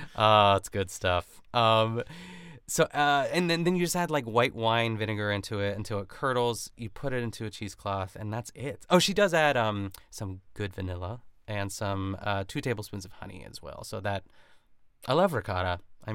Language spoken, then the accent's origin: English; Canada; It's like when you go out like and as a Canadian, like